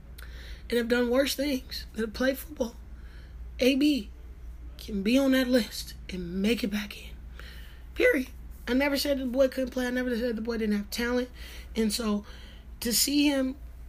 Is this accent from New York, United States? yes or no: no; Northern California, United States; moved away as an adult; also born or lived in Jackson, Mississippi; I'm from Northern California